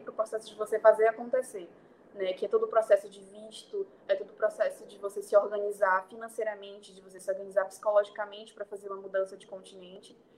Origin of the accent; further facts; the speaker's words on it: Belém, Pará, Brazil; moved away as an adult; now in Lisbon, Portugal; nasci e cresci em Belém